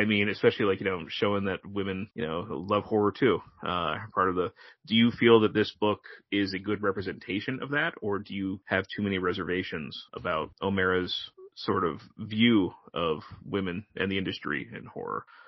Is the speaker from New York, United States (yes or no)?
no; Connecticut, United States; an East Coaster like me, you know, who, you know, born and raised in Connecticut